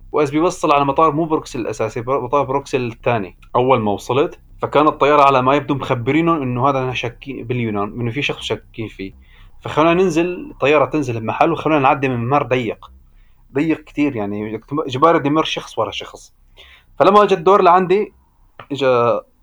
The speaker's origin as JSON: {"language": "Arabic", "region": "Idlib Governorate", "country": "Syria", "also_born_or_lived": "Belgium", "moved": "as an adult", "said": "عندنا في سوريا"}